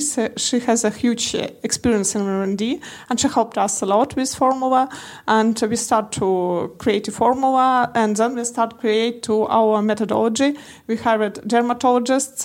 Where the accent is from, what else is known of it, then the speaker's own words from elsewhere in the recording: Moscow, Russia; I'm from Russia, Moscow.